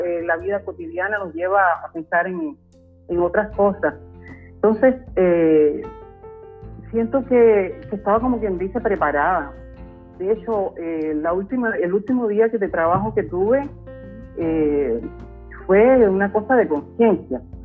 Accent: Cuba; moved away as an adult; also born or lived in southern Chile; now in Chile; yo soy cubana

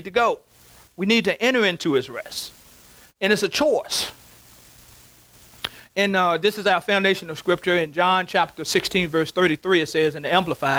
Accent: Covington, United States; now in Richmond; Our home place where I grew up in Covington

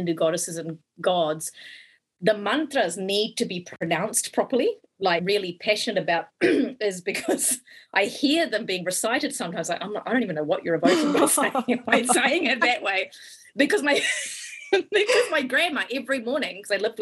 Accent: New Zealand; growing up in New Zealand as a kid

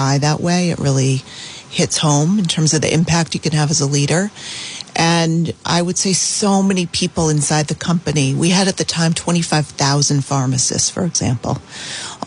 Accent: Providence, Rhode Island, United States; I was born and raised in Providence

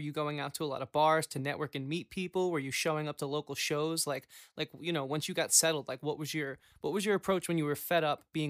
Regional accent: New York, United States; we're from New York. We're about an hour and 20 minute ride from New York City.

